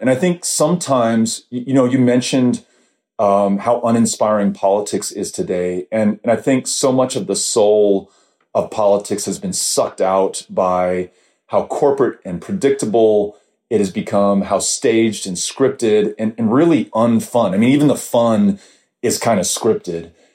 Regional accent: El Paso, Texas, United States; I grew up in El Paso

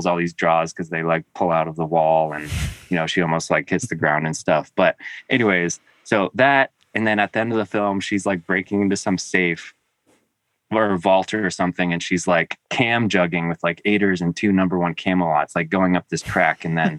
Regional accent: New England, United States; also born or lived in Tennessee / Connecticut / Vermont / Maine; I was born in Tennessee, but you know, before my first birthday, I think we moved to New England, and we lived in Connecticut, Vermont, and Maine, and always in small towns

